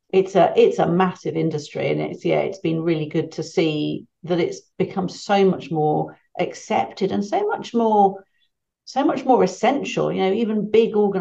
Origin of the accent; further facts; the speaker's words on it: United Kingdom; accent: British; my British accent